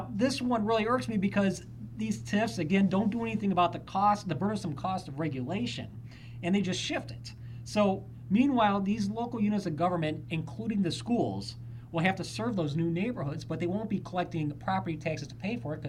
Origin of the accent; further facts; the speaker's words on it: Illinois, United States; I come from New York or, Illinois.